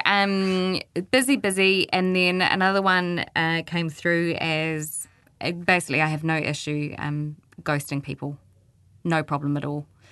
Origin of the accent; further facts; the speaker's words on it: Christchurch, Canterbury, New Zealand; moved away; I'm from Christchurch